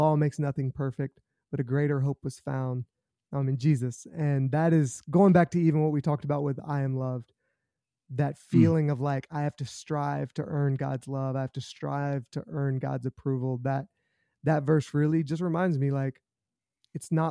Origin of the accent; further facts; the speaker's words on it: South Carolina, United States; I grew up in South Carolina, so I'm a Gamecock